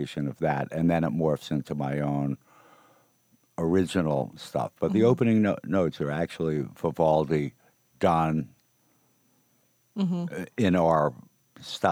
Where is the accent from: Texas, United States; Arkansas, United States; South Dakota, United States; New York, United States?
New York, United States; Rockland County; also born or lived in Brooklyn, New York City; we hail from Rockland County. You know, born in New York City, born in Brooklyn. And then ended up in the suburbs